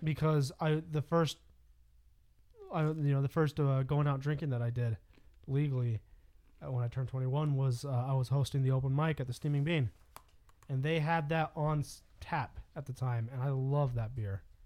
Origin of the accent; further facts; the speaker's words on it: California, United States; now in Colorado, United States; I grew up in California